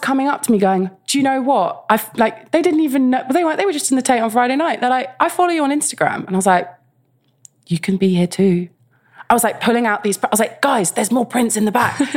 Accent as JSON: {"language": "English", "region": "London", "country": "United Kingdom", "tie": "born or raised there", "said": "I grew up in West London"}